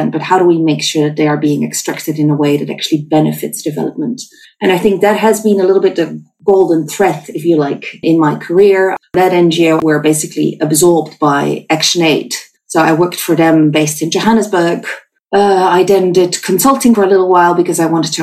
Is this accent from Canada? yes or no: no; small town near Utrecht, Netherlands; moved away as an adult; also born or lived in South Africa; I'm Dutch. I grew up in the Netherlands in a small town close to Utrecht